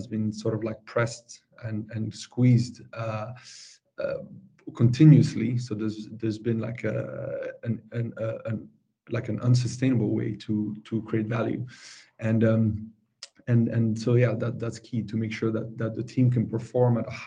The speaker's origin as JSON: {"language": "English", "country": "France", "tie": "born or raised there", "moved": "as an adult", "lives_now": "Stockholm, Sweden", "said": "I'm born and raised in France. I've been living in Stockholm for 15 years"}